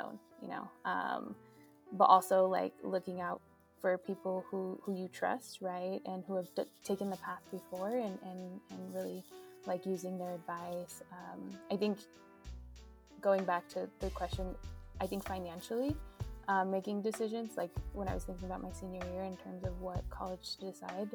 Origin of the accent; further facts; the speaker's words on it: Lancaster, California, United States; I'm tuning in from Lancaster, California, which is in Southern California